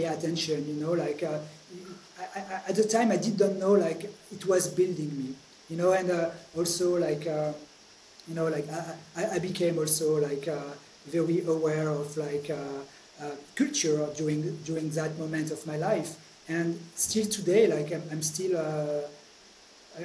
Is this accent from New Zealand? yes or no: no; Grenoble, Auvergne-Rhône-Alpes, France; I grew up in Grenoble. Grenoble is a small town in the Alps, the French Alps